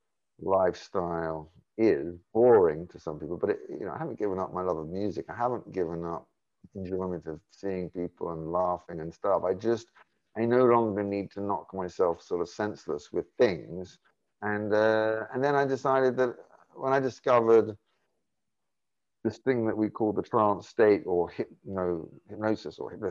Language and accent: English; London, United Kingdom; I grew up in London